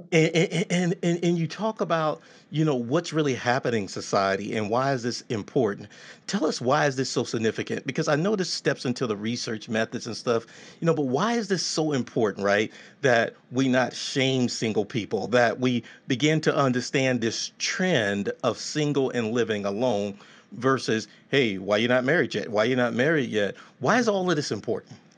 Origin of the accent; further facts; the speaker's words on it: Texas, United States; growing up in Texas, you know, I was raised by these traditional women